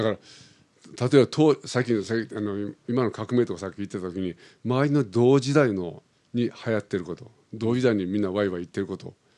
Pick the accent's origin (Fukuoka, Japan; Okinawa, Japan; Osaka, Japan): Osaka, Japan; moved away as an adult; now in Tokyo, Japan; 高校までは大阪でいてま、はい、まあ、大学でちょっとこちら温暖に来てしまったから、はいはい、それからもう東京になっちゃったんだけどね